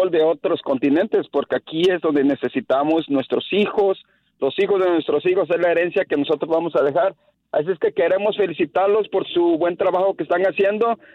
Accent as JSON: {"language": "Spanish", "country": "Mexico", "said": "porque yo soy mexicano"}